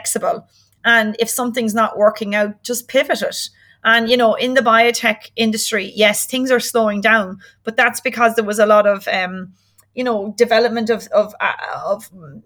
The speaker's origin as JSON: {"language": "English", "country": "Ireland", "also_born_or_lived": "Aberdeen", "moved": "as an adult", "said": "I'm from Ireland."}